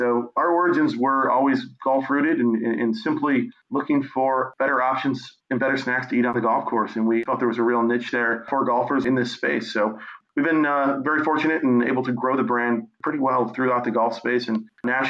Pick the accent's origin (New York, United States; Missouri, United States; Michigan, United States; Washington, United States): Michigan, United States; moved away as an adult; now in Florida, United States; I grew up in Michigan, grew up playing golf, played collegiately at Michigan State, and finished up school and decided to pursue golf a little and moved down to Florida.